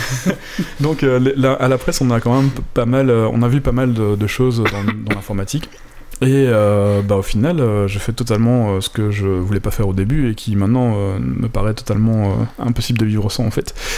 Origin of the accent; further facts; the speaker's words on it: Belgium; moved away; quand on vient de Belgique